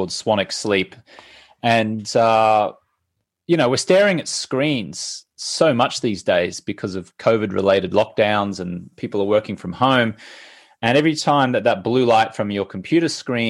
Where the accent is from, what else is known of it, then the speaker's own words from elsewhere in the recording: Brisbane, Queensland, Australia; I'm Australian. I grew up in Brisbane